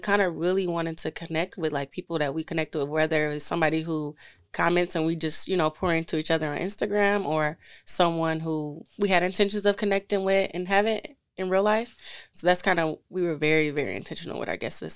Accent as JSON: {"language": "English", "town": "Detroit", "region": "Michigan", "country": "United States", "said": "I'm from Detroit"}